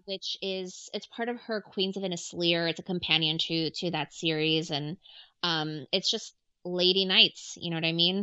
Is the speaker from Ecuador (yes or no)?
yes; Ecuador; I'm from Ecuador